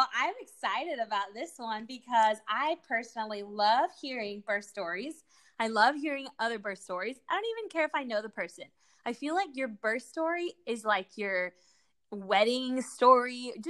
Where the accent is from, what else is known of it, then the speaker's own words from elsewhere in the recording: Guatemala; born there; English is a second language; also born or lived in Argentina / Mexico; I was born in Guatemala. The rest of my siblings, you know, like, Guatemala and Argentina, my little sister in Mexico, because these are the places we lived.